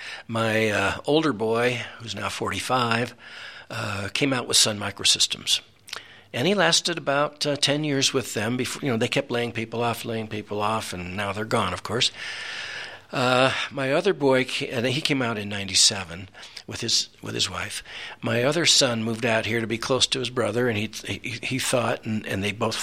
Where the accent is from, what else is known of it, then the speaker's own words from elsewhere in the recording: San Francisco, California, United States; moved away as an adult; now in Colorado, United States; I was born and raised in San Francisco, the one in California. And back in the 40s when I was born, San Francisco was a pretty easy place to live, very comfortable.